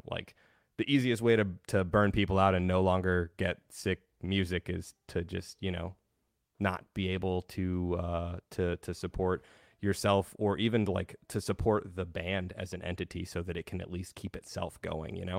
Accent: Denver, Colorado, United States; I grew up in the Denver metal scene

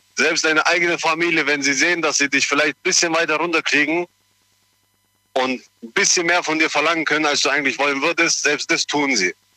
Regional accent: Germany; Ich bin hier in Deutschland geboren und aufgewachsen.

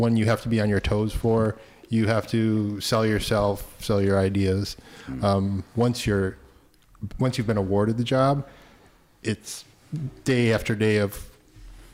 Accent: Rochester, New York, United States; now in Los Angeles, United States; I'm from Rochester, New York

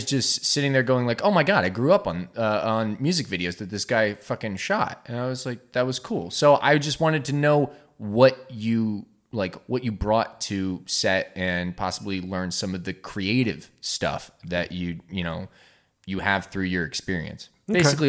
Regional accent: New Jersey, United States; now in Easton area, United States; Look, I'm from Jersey. It's water. That's how you pronounce it. I also, like, I'm from Crayola country.

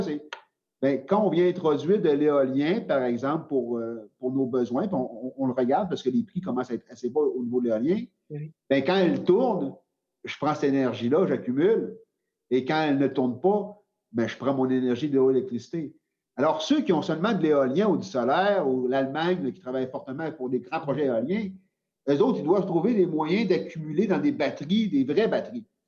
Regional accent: Quebec, Canada; c'est chez nous, au Québec

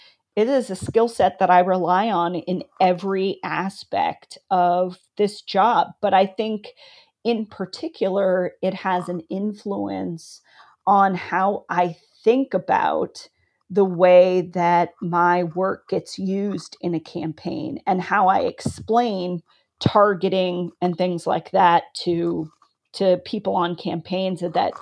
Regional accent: California, United States; also born or lived in Philippines; So I was born near San Diego. My dad was stationed at Port Hueneme, so we lived near there. And then we moved to the Philippines, where we used to have a military base. And then we moved back to California.

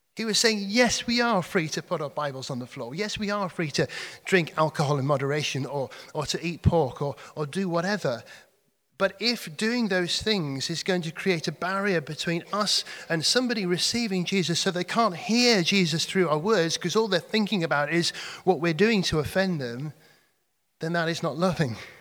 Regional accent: Cheshire, North West England, United Kingdom; moved away; I come from Cheshire

